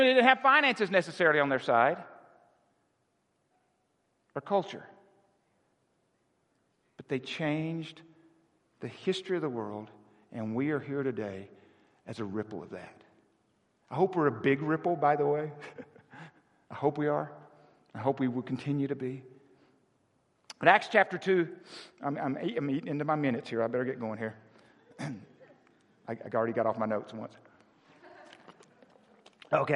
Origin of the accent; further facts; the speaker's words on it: Arkansas, United States; I was born in Arkansas in a town of 400